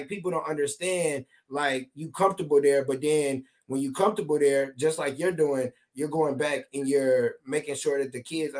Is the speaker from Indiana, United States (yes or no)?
yes; Michigan City, Indiana, United States; I'm from Michigan City, so I'm from up north.